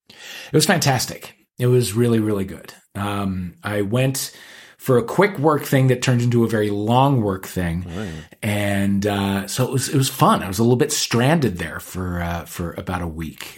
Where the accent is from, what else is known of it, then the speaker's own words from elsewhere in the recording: St. Louis, Missouri, United States; we're both gays from St. Louis, Missouri